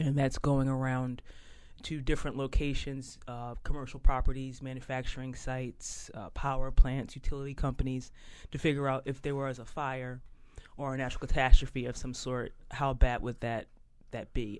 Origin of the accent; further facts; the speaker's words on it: Philadelphia, Pennsylvania, United States; moved away as an adult; now in Boston, United States; I grew up in South Philly, uh, but uh, left Philadelphia and uh, went to Northeastern University and kind of have been in the Boston area um, ever since